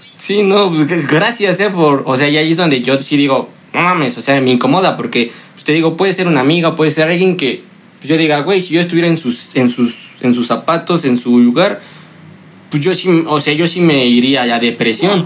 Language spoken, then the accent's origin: Spanish; Mexico; uno como hombre mexicano aficionado al fútbol